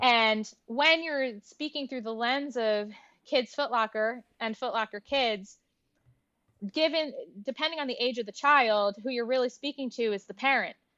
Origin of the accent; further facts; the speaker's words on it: New Jersey, United States; also born or lived in Newark, New Jersey; the first six years of my life, I grew up in Newark, New Jersey.